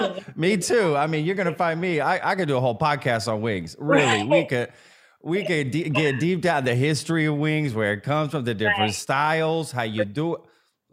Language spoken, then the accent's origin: English; Dallas, Texas, United States; also born or lived in Austin, Texas; I'm from the Dallas area sort of originally. So sort of came back, if you will.